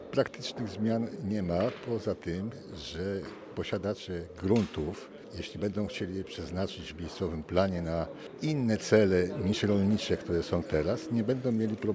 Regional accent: Nowe Miasto, Poland; dla mnie to jest, to jest rodo, moje rodowe e, miasto. Miasto, ja urodziłem się w Nowym Mieście, a nie, nie na wsi.

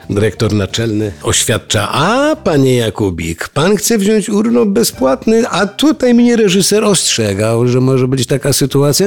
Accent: Strzelce Opolskie, Opole Voivodeship, Poland; jestem młodym aktorem w małym mieście Strzelce Opolskie

